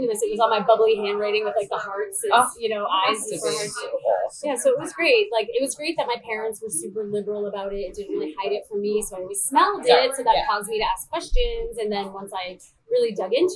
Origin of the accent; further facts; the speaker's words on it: Maine, United States; moved away; I'm from Maine, and my dad was involved in the traditional market when I was a child